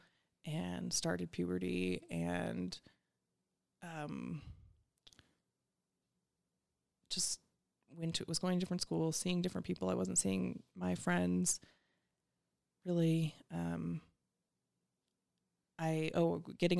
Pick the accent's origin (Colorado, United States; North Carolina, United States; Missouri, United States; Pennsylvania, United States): Colorado, United States; Centennial; I grew up in unincorporated Arapaho County